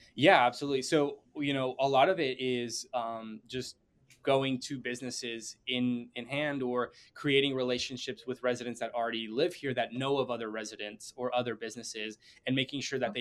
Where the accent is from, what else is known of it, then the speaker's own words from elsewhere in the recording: Bentonville, Arkansas, United States; moved away as an adult; now in Chicago, United States; born in Arkansas and I grew up like my entire childhood and um, part of my adult life going up to uh, the age of 22